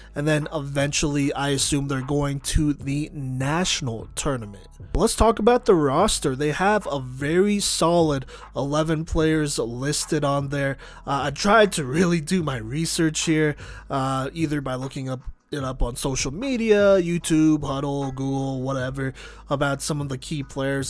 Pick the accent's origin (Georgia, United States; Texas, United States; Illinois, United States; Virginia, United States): Texas, United States; Dallas; I am from Dallas